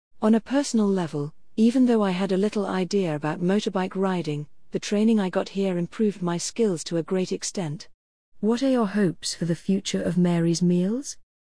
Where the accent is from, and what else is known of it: Grand Cape Mount County, Liberia